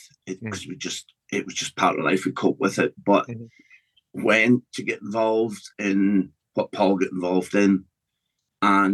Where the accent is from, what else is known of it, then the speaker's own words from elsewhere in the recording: Glasgow, Scotland, United Kingdom; now in Donegal, Ireland; I was born in Scotland, in Glasgow, in a very working class environment.